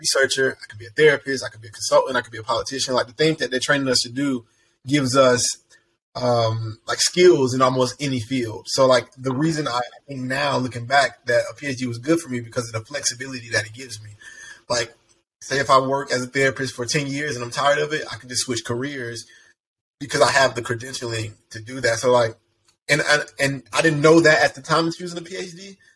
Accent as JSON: {"language": "English", "town": "College Park", "region": "Georgia", "country": "United States", "tie": "born or raised there", "said": "I'm originally from College Park, Georgia. I've been in Atlanta my whole entire life"}